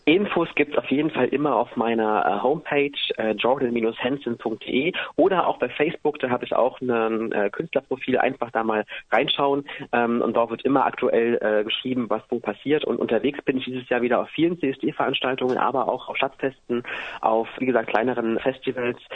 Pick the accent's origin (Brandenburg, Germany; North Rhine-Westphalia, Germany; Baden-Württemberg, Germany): Brandenburg, Germany; Cottbus; moved away; also born or lived in Halle; hier in Halle und in meiner Heimat in Cottbus im äh, südlichen Brandenburg